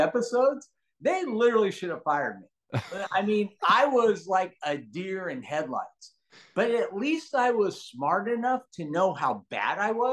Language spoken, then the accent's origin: English; Los Angeles, California, United States; also born or lived in San Francisco, California / Lausanne, Switzerland; I actually grew up very, very humble beginnings in Granada Hills, California